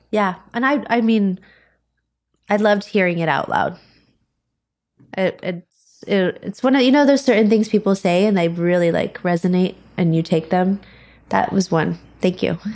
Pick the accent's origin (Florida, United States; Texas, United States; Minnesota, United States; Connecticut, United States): Florida, United States; I'm from Florida.